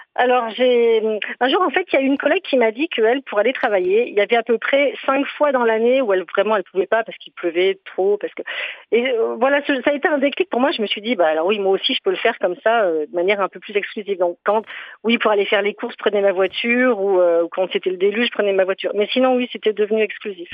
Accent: Briançon, Provence-Alpes-Côte d'Azur, France; moved away; j'ai grandi à Briançon

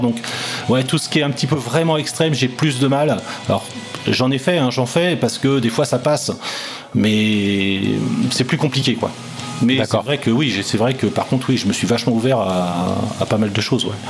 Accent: Rennes, Brittany, France; je suis rennais

